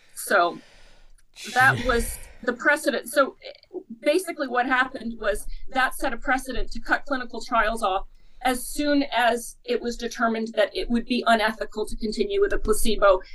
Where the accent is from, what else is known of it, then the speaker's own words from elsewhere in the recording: Canada; I'm Canadian myself